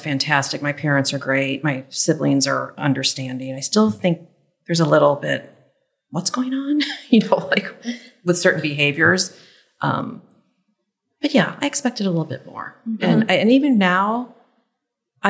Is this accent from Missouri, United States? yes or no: yes; St. Louis, Missouri, United States; I'm from St. Louis.